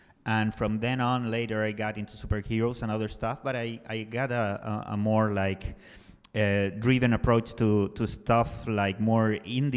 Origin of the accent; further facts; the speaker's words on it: Santiago, Santiago Metropolitan Region, Chile; I was born and raised and living in Santiago, Chile.